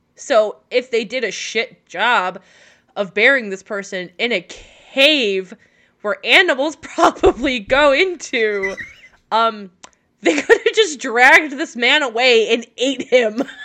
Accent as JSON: {"language": "English", "country": "France", "said": "like me, from France."}